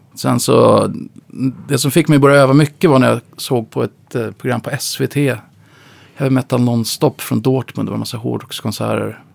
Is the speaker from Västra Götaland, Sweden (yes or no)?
no; Upplands Väsby, Stockholm County, Sweden; also born or lived in Uppsala; Jag växte upp i Upplands Väsby